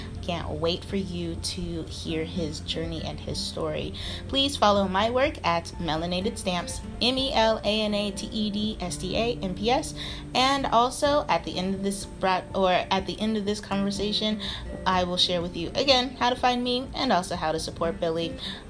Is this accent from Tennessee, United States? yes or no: no; Denver, Colorado, United States; moved away as an adult; now in Shenzhen, China; I'm currently an expat, which means I live abroad in Shenzhen, China. But I am from Denver, Colorado, and I love living abroad, and I love my town, Denver.